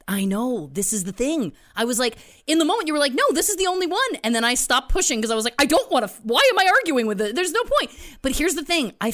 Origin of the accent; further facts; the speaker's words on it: Belleville, Ontario, Canada; moved away; also born or lived in Toronto; I was living in Toronto at the time, but we had gone back to my hometown of Belleville, where my parents live